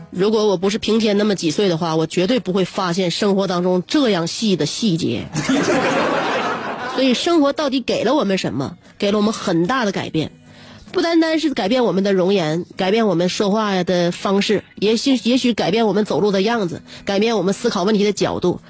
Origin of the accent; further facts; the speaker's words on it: Northeast China, China; 我们东北人